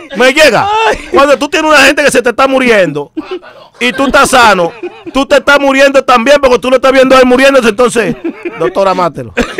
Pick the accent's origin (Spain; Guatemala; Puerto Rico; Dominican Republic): Dominican Republic; Yo soy dominicano puro y sin corte del kilo